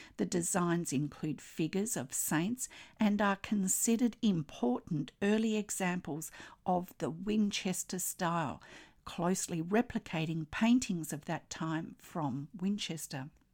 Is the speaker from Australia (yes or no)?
yes; Australia; I'm an Australian textile artist